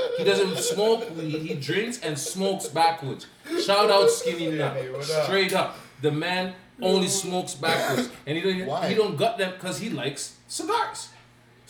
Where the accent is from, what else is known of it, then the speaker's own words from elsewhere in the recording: Canada; I'm Canadian